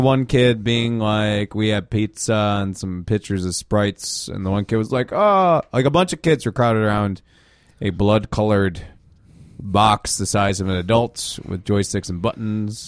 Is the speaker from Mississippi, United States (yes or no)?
no; Darien, Illinois, United States; I grew up in Darien for a while, and the slogan was a nice place to live